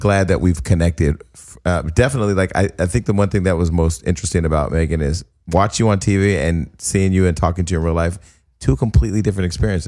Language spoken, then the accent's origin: English; Stockton, California, United States; now in Los Angeles, United States; I'm from Stockton, California. I'm from a regular ass city with regular ass fucking people